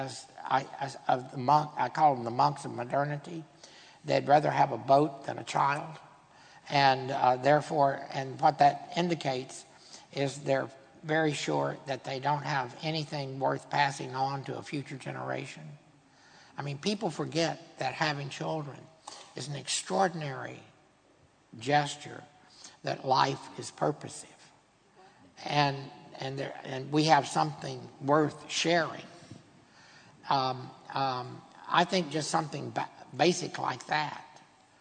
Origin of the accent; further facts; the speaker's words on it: Texas, United States; I'm a Texan